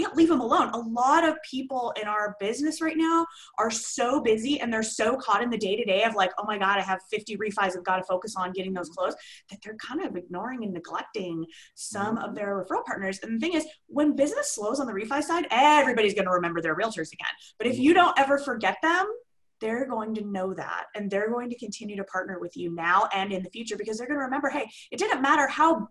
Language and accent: English; Simi Valley, California, United States; It's a city called Simi Valley, right between Ventura and Santa Barbara. Been here forever. It's my hometown.